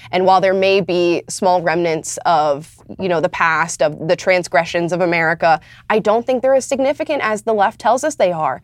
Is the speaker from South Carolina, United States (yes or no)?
no; Florida, United States; moved away as an adult; now in Los Angeles, United States; I'm from Florida